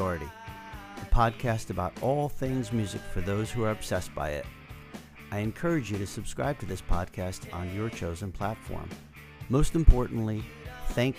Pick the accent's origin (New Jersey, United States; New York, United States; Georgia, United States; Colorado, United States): New Jersey, United States; Randolph; northern New Jersey near my hometown of Randolph